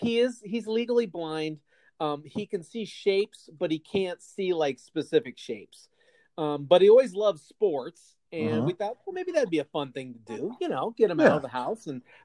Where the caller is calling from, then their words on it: Phoenix, Arizona, United States; I'm recording from Kirchworth Manor South in Phoenix, Arizona, also with a couple of sleeping animals in my recording studio